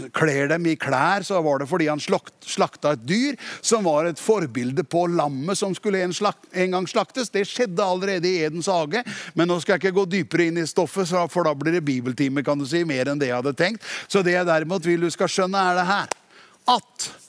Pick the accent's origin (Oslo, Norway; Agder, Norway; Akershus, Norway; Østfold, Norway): Østfold, Norway; Tune; jeg er fra Tune